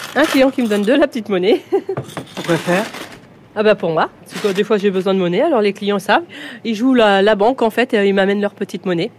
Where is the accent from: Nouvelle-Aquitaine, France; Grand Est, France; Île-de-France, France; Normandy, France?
Normandy, France; Longny-au-Perche; also born or lived in Alençon; j'ai fait toutes mes classes ici, le collège, la primaire, tout.